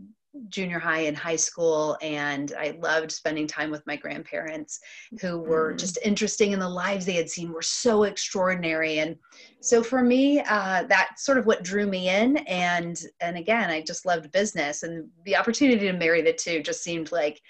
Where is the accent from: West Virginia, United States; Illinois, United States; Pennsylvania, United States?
Illinois, United States; Central; also born or lived in Detroit area, Michigan; I am originally from the Detroit area, and as a child moved to Central Illinois. And this has been, for all intents and purposes, what I've called home really ever since